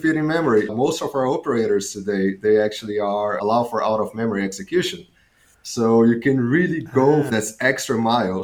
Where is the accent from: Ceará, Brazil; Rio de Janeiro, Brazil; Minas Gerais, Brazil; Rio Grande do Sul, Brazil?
Ceará, Brazil; Fortaleza; moved away as an adult; also born or lived in south of Brazil; now in Amsterdam, Netherlands; I'm Brazilian. I was born in Brazil. I lived my whole life in Brazil. I did my undergrads in computer science in Fortaleza, which is the city that I was born